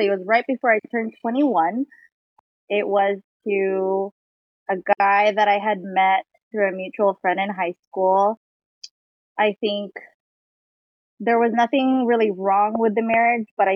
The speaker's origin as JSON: {"language": "English", "region": "Washington", "country": "United States", "said": "I'm from Washington, 34 years old"}